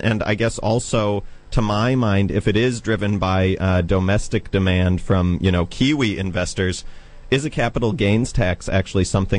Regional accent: United States; moved away; you can probably tell from my accent that I come from the United States.

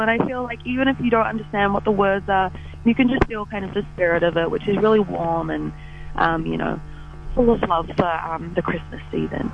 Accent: Port Waikato, Waikato, New Zealand; I am from Port Waikato

